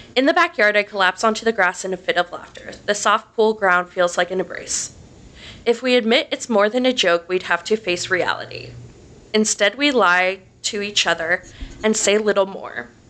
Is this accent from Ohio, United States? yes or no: yes; Delaware, Ohio, United States; grew up in Delaware, Ohio, which is about 30 minutes north of Columbus.